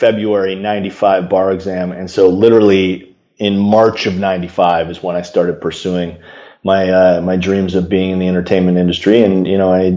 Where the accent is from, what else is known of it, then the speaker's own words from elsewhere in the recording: Chicago, Illinois, United States; moved away as an adult; now in California, United States; I was born and raised in Chicago, and I will always be a proud Chicagoan